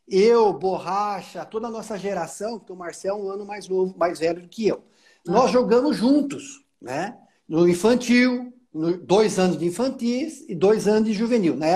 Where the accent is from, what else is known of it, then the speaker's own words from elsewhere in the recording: Jundiaí, São Paulo, Brazil; eu sou jundiaense da Gema